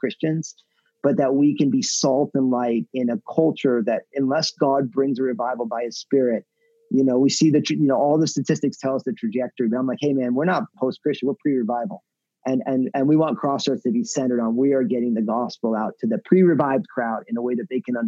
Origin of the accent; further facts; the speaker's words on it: New Jersey, United States; moved away as an adult; also born or lived in San Francisco Bay Area; now in Portland, United States; my home state of New Jersey